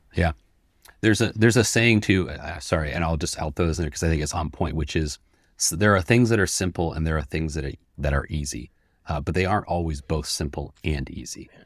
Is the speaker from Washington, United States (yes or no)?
yes; Seattle, Washington, United States; I'm born and raised in Seattle